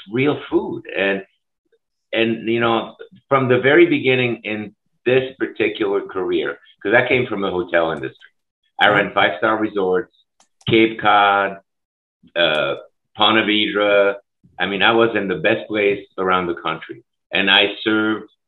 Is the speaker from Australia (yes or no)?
no; Switzerland; now in Minneapolis, United States; I grew up in Europe. I grew up in Switzerland